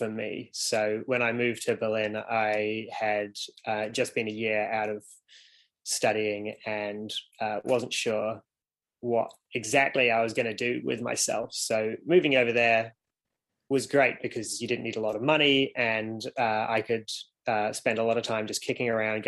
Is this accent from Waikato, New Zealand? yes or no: no; Golden Bay, Tasman, New Zealand; now in Wellington, New Zealand; when I was growing up in Golden Bay